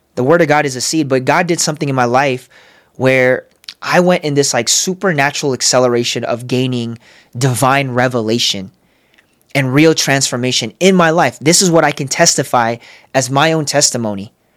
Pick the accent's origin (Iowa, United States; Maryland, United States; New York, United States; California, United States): California, United States; San Diego; moved away as an adult; also born or lived in Los Angeles; now in Las Vegas, United States; I'm from San Diego, moved to L